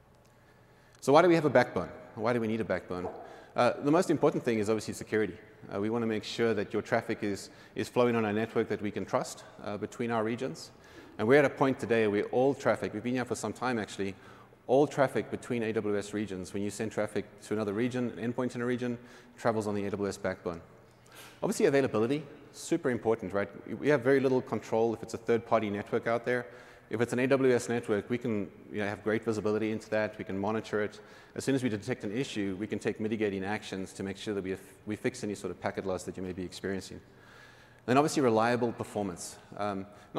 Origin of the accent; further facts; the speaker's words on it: Cape Town, Western Cape, South Africa; Cape Town, which is my hometown